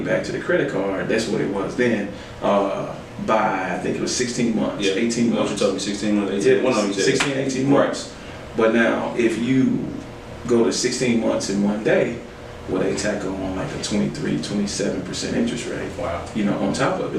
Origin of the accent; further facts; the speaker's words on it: Little Rock, Arkansas, United States; also born or lived in Pasadena, California; We moved from Cali when I was six, maybe seven, back to, to Arkansas. Well, to Little Rock.